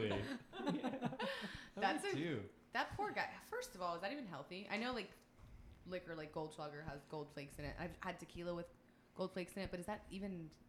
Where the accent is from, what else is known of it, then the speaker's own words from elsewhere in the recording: Texas, United States; I grew up in Texas.